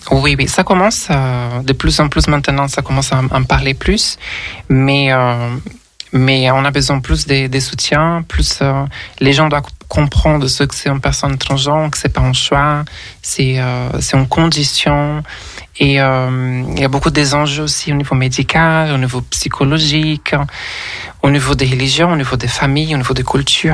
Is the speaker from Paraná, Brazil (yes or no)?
no; Rio de Janeiro, Brazil; French is a second language; moved away as an adult; also born or lived in Brussels, Belgium; now in Paris, France; je suis d'origine brésilienne, euh, je suis née au Rio de Janeiro